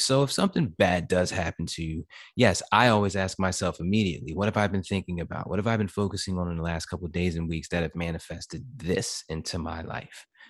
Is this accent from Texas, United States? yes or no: no; New Jersey, United States; moved away as an adult; now in Florida, United States; I'm from Jersey